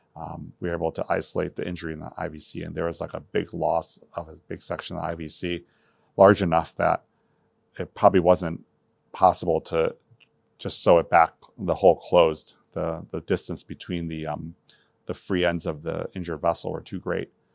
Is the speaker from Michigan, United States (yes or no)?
yes; Michigan, United States; also born or lived in Taiwan; I grew up in Michigan, um, I immigrated to the United States in nineteen seventy-nine from the island of Taiwan